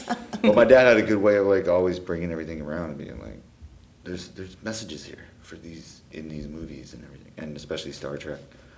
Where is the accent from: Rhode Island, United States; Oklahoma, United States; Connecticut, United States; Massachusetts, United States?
Connecticut, United States; born there; also born or lived in Texas; No, I was born on a nuclear submarine base in Connecticut.